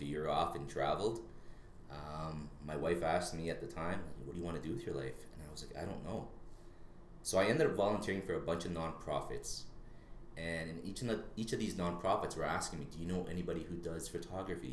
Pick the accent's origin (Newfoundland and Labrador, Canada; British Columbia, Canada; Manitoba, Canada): Manitoba, Canada; Winnipeg; moved away as an adult; now in Edmonton, Canada; I was born and raised in Winnipeg, Manitoba